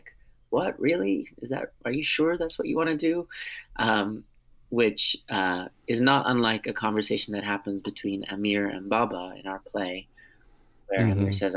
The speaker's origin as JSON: {"language": "English", "country": "United States", "first_language": "Armenian", "second_language": "English", "said": "I'm a first generation American, but I'm also 100% Armenian on both sides. My parents, who are both Armenian, met in the Boston area"}